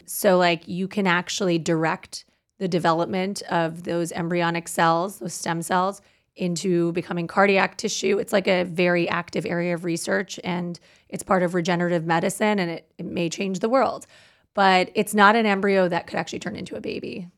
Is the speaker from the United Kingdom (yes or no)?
no; Canada; now in United States; I'm Canadian